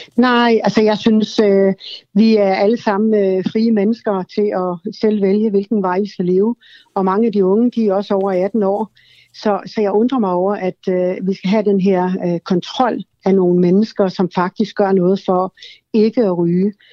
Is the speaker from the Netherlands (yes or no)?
no; Sweden; now in Denmark; jeg kommer selv fra Sverige